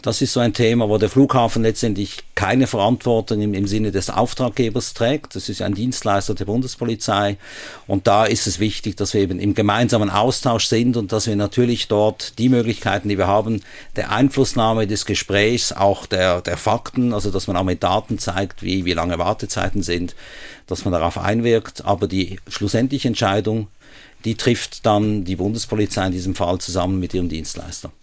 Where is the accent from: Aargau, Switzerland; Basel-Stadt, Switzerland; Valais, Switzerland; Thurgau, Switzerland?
Basel-Stadt, Switzerland; Basel; moved away as an adult; now in Hamburg, Germany; ich bin in Basel aufgewachsen, bin dort äh, in, in Rien in die Primarschule, gleich an der Grenze zu Deutschland